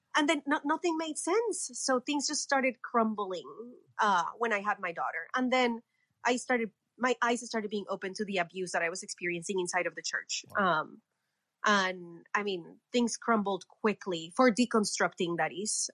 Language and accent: English; Colombia; I was born and raised in Colombia.